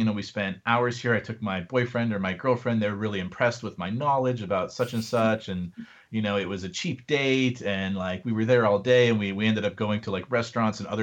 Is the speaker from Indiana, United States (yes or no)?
no; Ohio, United States; now in Texas, United States; I'm from Ohio too